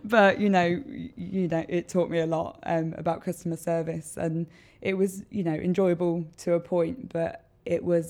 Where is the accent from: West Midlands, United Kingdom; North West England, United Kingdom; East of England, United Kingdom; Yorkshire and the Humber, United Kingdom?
West Midlands, United Kingdom; Worcester; I grew up in Tolladine.